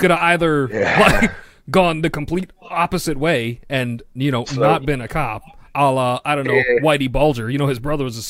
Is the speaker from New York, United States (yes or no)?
yes; New York City, New York, United States; I'm a Yankees fan. However, like, I'm from Queens, like Spider-Man.